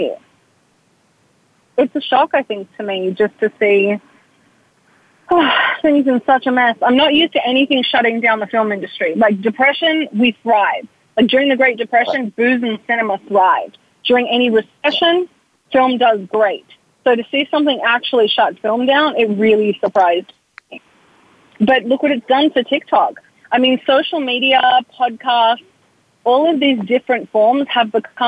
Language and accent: English; Australia; moved away; As an Australian